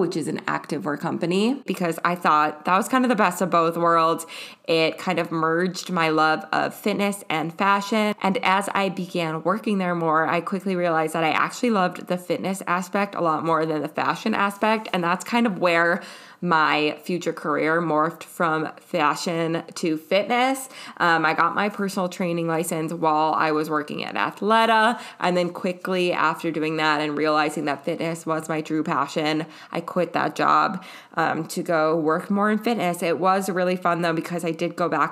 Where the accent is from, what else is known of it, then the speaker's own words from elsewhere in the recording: Minneapolis, Minnesota, United States; now in Oregon, United States; growing up in Minneapolis and now living in Oregon